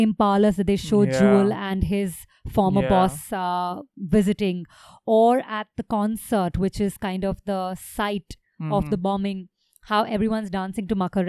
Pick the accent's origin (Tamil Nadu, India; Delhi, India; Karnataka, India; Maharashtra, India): Delhi, India; New Delhi; We're a couple from New Delhi